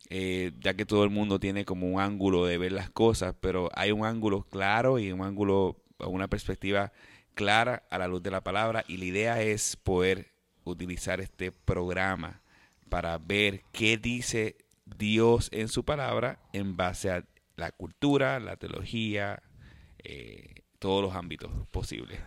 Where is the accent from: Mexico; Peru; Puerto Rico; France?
Puerto Rico; yo pienso que es católico porque nací en Puerto Rico